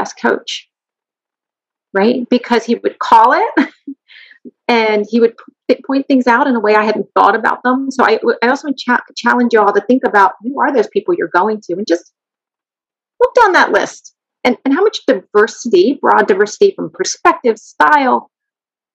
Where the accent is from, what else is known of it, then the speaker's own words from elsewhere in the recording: Kennett Square, Pennsylvania, United States; We live in a community that's my hometown is Kennett Square